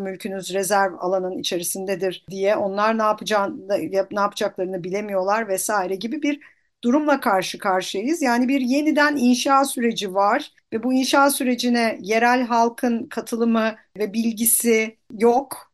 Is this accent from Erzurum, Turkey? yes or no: no; Samandağ, Hatay, Turkey; Ben Samandağlıyım köken olarak